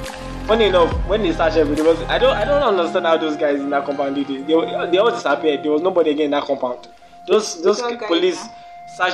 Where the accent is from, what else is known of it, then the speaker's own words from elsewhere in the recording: Nigeria; In Nigeria, I'm a Nigerian man.